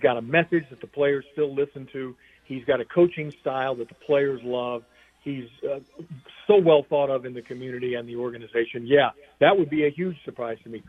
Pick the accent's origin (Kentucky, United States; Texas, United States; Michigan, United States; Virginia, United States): Kentucky, United States; Louisville; moved away as an adult; also born or lived in Atlanta, Georgia; now in Seattle, United States; I'm from Louisville, Kentucky, and I went to Georgia Tech.